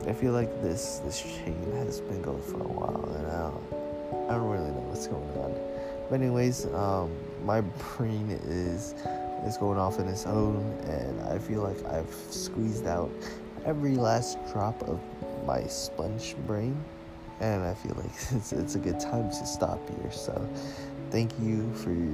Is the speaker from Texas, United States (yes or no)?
no; San Jose, California, United States; also born or lived in Merced; I grew up in San Jose